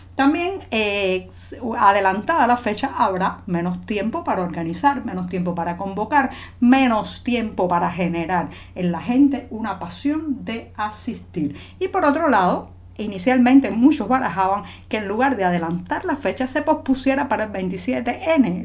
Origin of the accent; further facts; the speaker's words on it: Cuba; cubana, periodista ciudadana